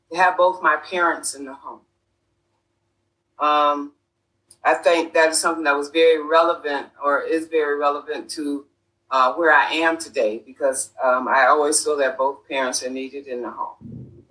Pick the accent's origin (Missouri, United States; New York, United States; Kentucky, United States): New York, United States; Rochester; I was born and raised in Rochester, New York.